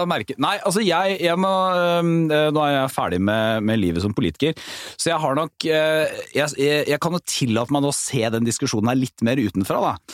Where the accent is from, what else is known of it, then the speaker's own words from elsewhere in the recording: Porsgrunn, Telemark, Norway; hjemme i Porsgrunn, da, hvor Petter og jeg kommer fra